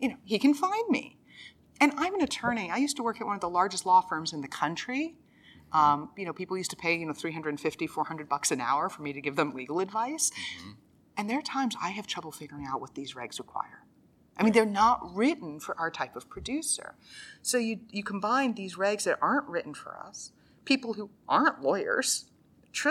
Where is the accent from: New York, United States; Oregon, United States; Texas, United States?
Texas, United States; Dallas; I grew up in North Dallas, the daughter of two university professors